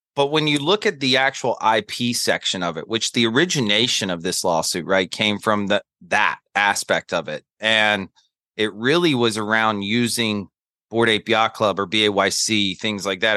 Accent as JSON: {"language": "English", "town": "Charlotte", "region": "North Carolina", "country": "United States", "tie": "born or raised there", "moved": "yes", "lives_now": "New York City, United States", "said": "I'm a Southerner that lives in New York City. So, uh, born and raised in Charlotte, North Carolina"}